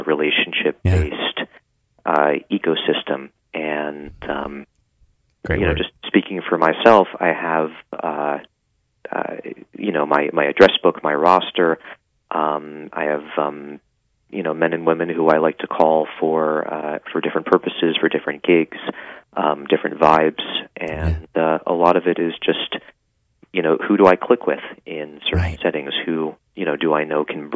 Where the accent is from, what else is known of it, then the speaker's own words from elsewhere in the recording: Rockville, Maryland, United States; moved away as an adult; also born or lived in Washington, D.C. / New York; I grew up in Rockville, Maryland, mm-hmm. Went to school in D.C., and I was there until I graduated from high school. Then I came to New York for college.